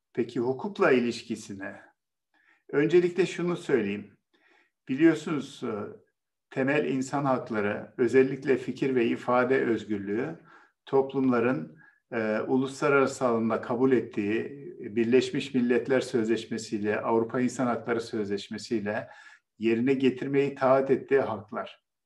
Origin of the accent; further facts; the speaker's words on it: Bozkır, Konya, Turkey; moved away; Benim de memleketim Konya biliyorsunuz. Benim çocukluğumda tarlaları e, e, öküzler ve çiftlerle sürerlerdi.